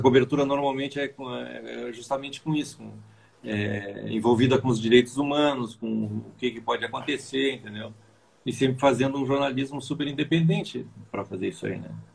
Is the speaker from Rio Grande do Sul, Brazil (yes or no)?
yes; Bagé, Rio Grande do Sul, Brazil; now in São Paulo, Brazil; eu nasci no Rio Grande do Sul, mas estou aqui